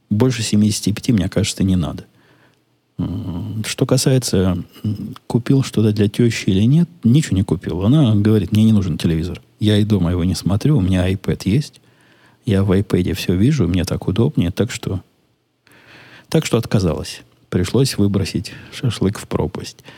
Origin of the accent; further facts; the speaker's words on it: Ukraine; now in United States; Я из Украины, у нас тоже довольно приличный размер. Но вы знаете, мы тут в Америке, у нас тут расстояния большие, машины с большими моторами, большие дома.